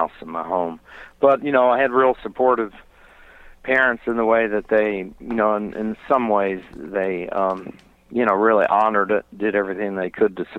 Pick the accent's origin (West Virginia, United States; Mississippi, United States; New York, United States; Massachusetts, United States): West Virginia, United States; Charleston; now in North Carolina, United States; I grew up in central West Virginia around the Canoa Valley. The city there is Charleston, West Virginia